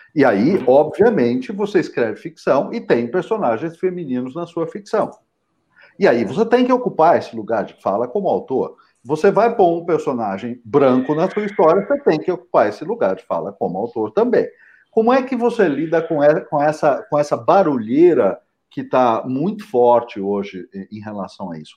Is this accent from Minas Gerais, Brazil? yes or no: no; São José dos Campos, São Paulo, Brazil; Eu sou nascido em São José dos Campos